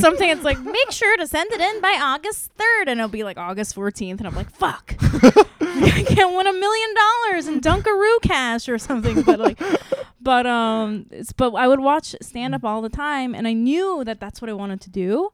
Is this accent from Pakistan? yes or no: no; South Korea; also born or lived in Saipan; now in United States; grew up mostly in Korea and on, on an island called Saipan